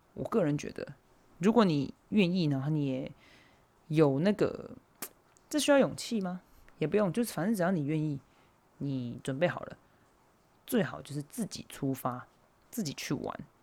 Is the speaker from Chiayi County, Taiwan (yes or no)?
no; Hualien County, Taiwan; moved away; 我的家就是是在花莲嘛，就我的家乡在花莲，所以我其实蛮常回花莲的